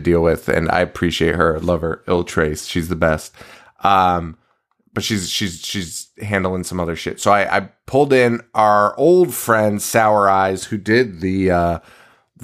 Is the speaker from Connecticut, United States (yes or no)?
yes; Connecticut, United States